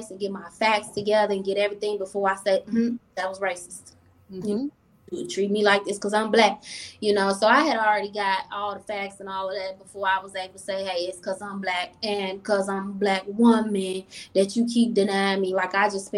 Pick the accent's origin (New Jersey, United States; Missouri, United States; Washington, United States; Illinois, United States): Illinois, United States; Chicago; now in Rochester, United States; I come from Chicago where I was taught growth and development